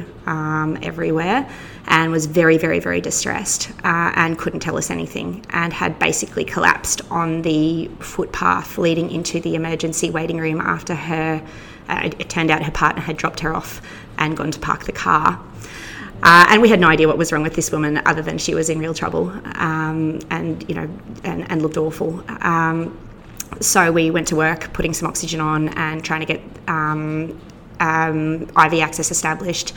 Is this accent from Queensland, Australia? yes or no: yes; Queensland, Australia; moved away as an adult; now in Victoria, Australia; I'm actually a Queenslander who has been imported to Victoria